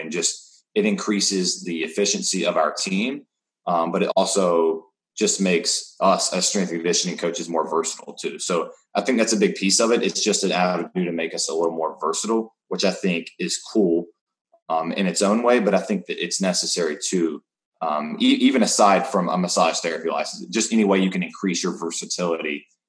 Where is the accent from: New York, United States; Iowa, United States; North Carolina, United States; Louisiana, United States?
North Carolina, United States; moved away as an adult; also born or lived in Arizona; I grew up in North Carolina. I've been there my entire life